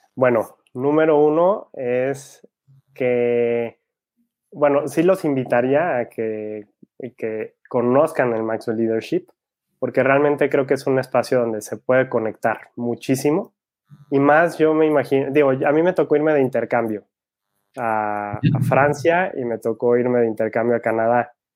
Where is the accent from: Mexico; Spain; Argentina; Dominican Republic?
Mexico; Guadalajara, Jalisco; Soy de Guadalajara, México